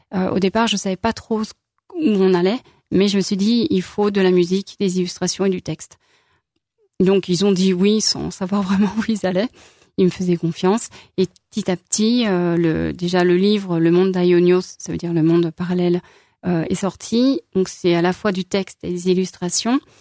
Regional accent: Lyon, Auvergne-Rhône-Alpes, France; also born or lived in Saint-Étienne / Corrèze; now in Saint-Victor-sur-Loire, France; je suis lyonnaise d'origine

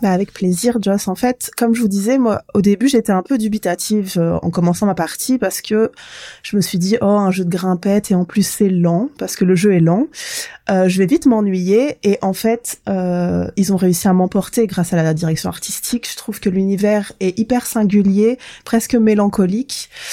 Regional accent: Provence-Alpes-Côte d'Azur, France; moved away; also born or lived in the Far North (Grand Nord); je suis originaire euh, de la Côte d'Azur

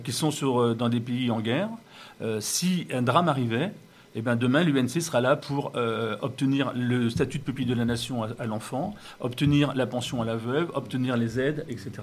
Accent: Wissous, Île-de-France, France; je suis né, euh, j'ai passé mon enfance à Vissou

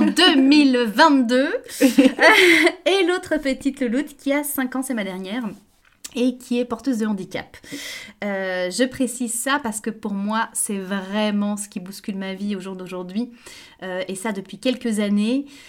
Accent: Brussels, Brussels-Capital Region, Belgium; moved away as an adult; also born or lived in Paris; je, suis belge, euh, je suis née en Belgique, à Bruxelles. j'ai toute mon existence jusqu'à mes 18 ans en Belgique.

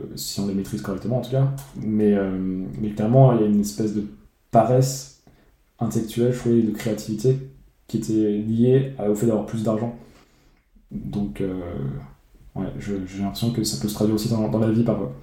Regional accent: France; moved away as an adult; quitter mon pays d'origine la, France

